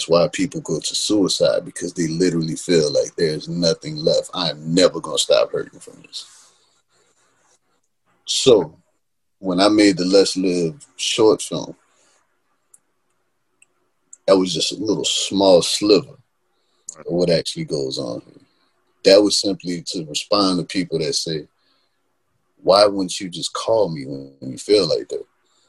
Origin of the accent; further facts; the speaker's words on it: New Orleans, Louisiana, United States; because we grew up in New Orleans, it's always cloudy.